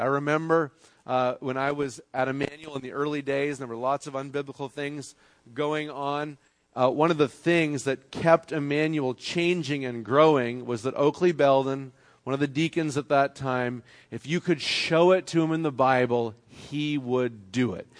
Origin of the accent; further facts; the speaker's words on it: Canada; moved away; I'm from Canada